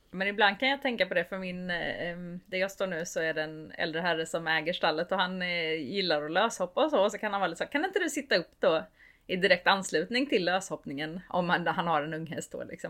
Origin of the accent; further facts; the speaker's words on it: Sweden; jag är uppvuxen i Småland